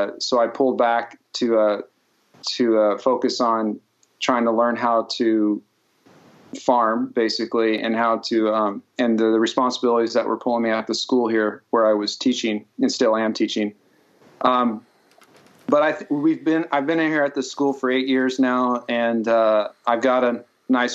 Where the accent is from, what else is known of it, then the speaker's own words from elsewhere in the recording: California, United States; moved away as an adult; also born or lived in New York City; originally I'm from California, and I grew up basically rodeoing and training horses for a living